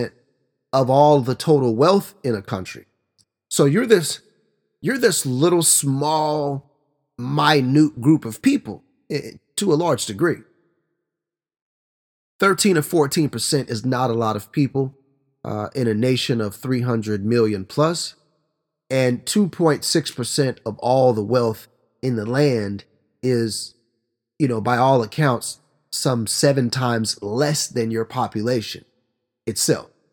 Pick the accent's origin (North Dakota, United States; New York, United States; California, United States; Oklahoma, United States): Oklahoma, United States; my home state of Oklahoma